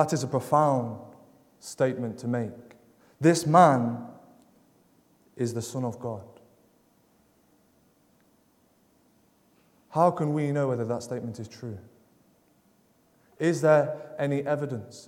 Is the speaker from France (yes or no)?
no; Derby, East Midlands, United Kingdom; I come from Derby, down in England